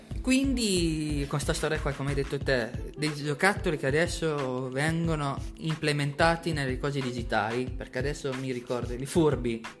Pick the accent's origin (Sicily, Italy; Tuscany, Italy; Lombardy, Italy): Lombardy, Italy; Milan; born or raised there